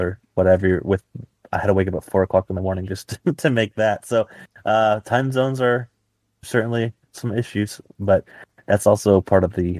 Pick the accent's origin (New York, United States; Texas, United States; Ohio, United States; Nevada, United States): Texas, United States; Dallas; I'm from Dallas myself